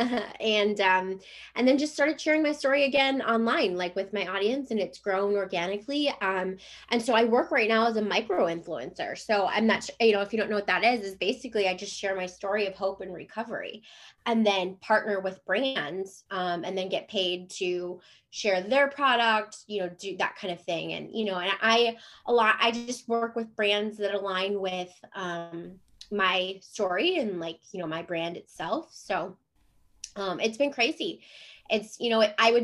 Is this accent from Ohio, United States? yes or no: yes; Cleveland, Ohio, United States; moved away as an adult; also born or lived in Jacksonville, Florida / San Diego; now in Chesapeake, United States; We live in Chesapeake, Virginia. So I'm originally from Cleveland, Ohio